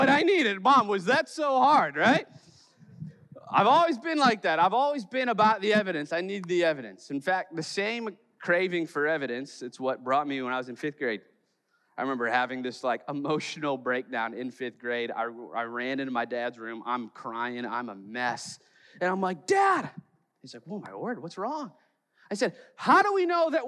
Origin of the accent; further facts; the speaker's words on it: Chicago, Illinois, United States; I'm from Chicago